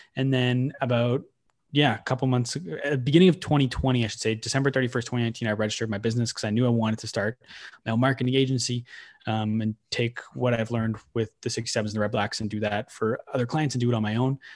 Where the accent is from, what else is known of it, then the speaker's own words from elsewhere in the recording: Manitoba, Canada; moved away as an adult; now in Ottawa, Canada; I grew up in Ottawa till I was nine, and then I moved away to Manitoba, lived in Manitoba for nine years